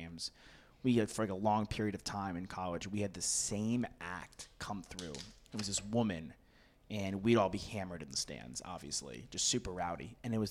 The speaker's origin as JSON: {"language": "English", "region": "New York", "country": "United States", "said": "I'm from New York."}